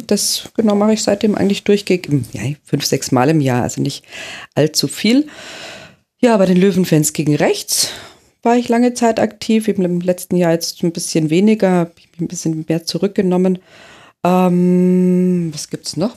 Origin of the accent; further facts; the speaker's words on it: Germany; bei uns in Deutschland